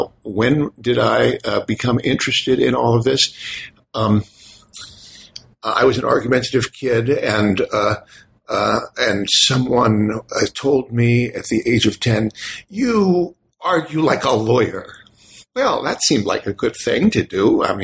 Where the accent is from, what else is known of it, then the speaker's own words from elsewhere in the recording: New York City, New York, United States; Well, I was born in the Bronx in a working class neighborhood. My mother's an immigrant.